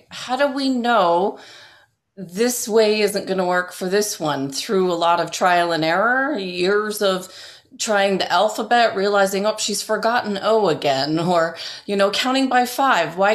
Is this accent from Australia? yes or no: no; England, United Kingdom; born there; So you're talking about the fact now you're at Oxford and I was born in in England